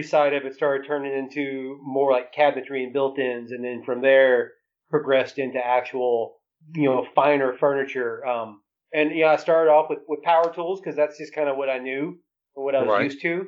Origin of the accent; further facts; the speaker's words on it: Carrizo Springs, Texas, United States; also born or lived in Bandera, Texas / College Station, Texas; now in Menard, United States; I grew up till I was about 11 years old. We grew up down in South Texas, in a small town called Carrizo Springs.